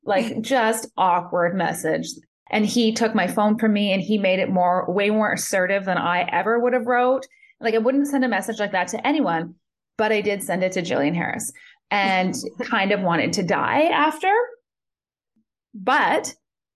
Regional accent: Thunder Bay, Ontario, Canada; moved away as an adult; also born or lived in Calgary, Alberta; I'm originally from Thunder Bay, Ontario, and I moved to Calgary at 22 years old

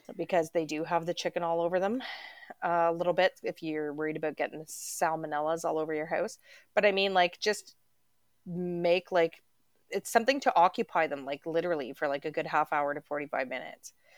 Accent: Canada; we're Canadian up here

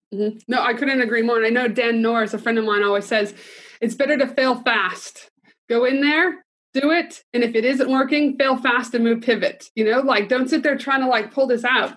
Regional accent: Canada; I'm proud Canadian

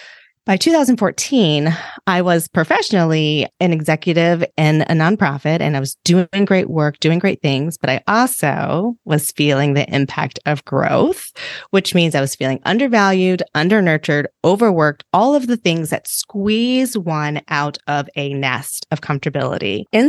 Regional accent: Reston, Virginia, United States; So I grew up outside of the Washington, D.C. area in Northern Virginia in a really cute little town called Reston. And it was a very idyllic, very sweet place, very diverse. It was built like with the premise of being a very diverse place. It was a planned community.

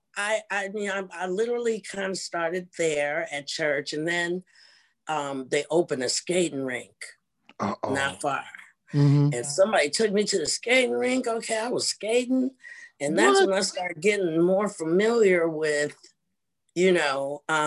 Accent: Cincinnati, Ohio, United States; moved away as an adult; now in Germany; we're from Ohio

